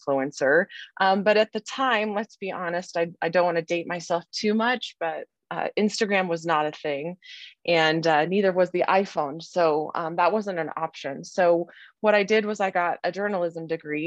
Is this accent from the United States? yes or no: yes; Colorado, United States; I had really two options in Colorado because I needed to stay in state